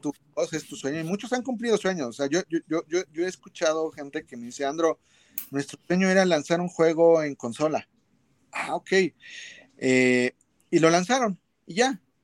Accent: Mexico; nosotros en México tenemos un súper talento

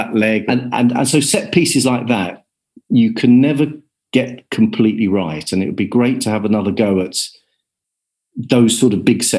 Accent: Kent, South East England, United Kingdom; I was brought up in Kent

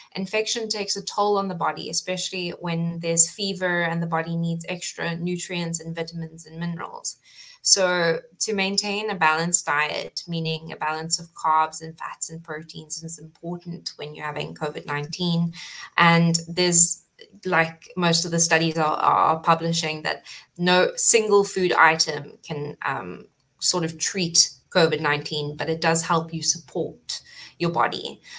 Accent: South Africa; moved away as an adult; now in Cayman Islands; originally I come from South Africa, so I studied at Stellenbosch

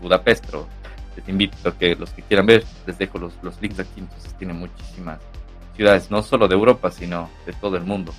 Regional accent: Cuenca, Azuay, Ecuador; moved away as an adult; now in Barcelona, Spain; en la ciudad donde, donde yo nací, en Cuenca

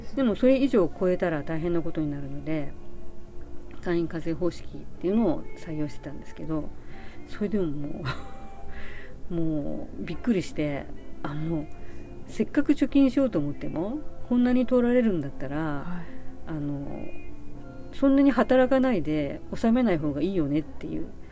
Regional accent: Nagoya, Aichi, Japan; now in Kanagawa, Japan; 名古屋生まれで、えー、現在は、えー、神奈川在住です

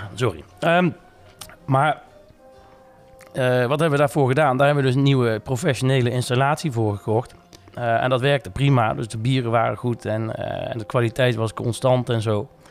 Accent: Nijmegen, Gelderland, Netherlands; also born or lived in Tilburg; 14 maart 1984 geboren te Nijmegen. Ehm, ja, ook eh, opgegroeid en getogen in Nijmegen.

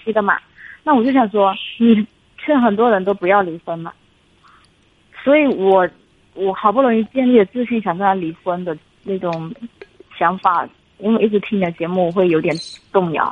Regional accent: Fujian, China; also born or lived in Jiangsu; 我是福建的

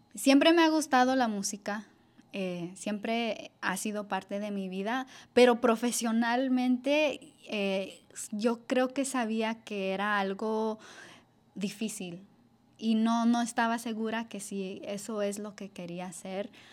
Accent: Los Angeles, California, United States; yo crecí aquí en Los Ángeles

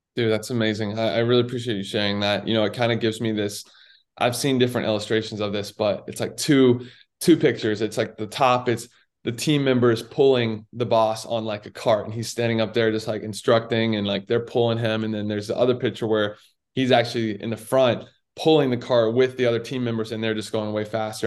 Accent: Raleigh, North Carolina, United States; I grew up in Raleigh, so I was a huge Duke basketball fan

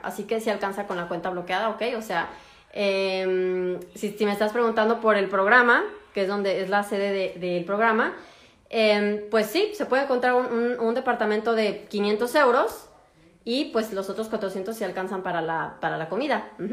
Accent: Mexico; moved away as an adult; now in Germany; soy de México

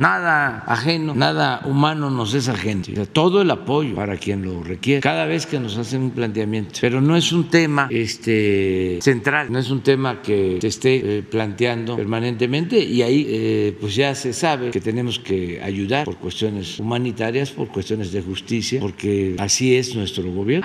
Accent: Mexico; como mexicanos

